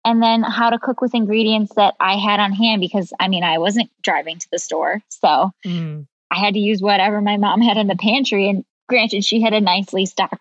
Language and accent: English; Colorado, United States; also born or lived in Ohio; we moved to Colorado when I was in sixth grade